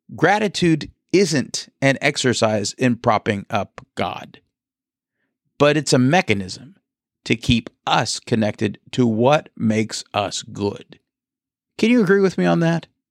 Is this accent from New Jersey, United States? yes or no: no; Bowling Green, Kentucky, United States; now in Tampa, United States; I grew up in Bowling Green, Kentucky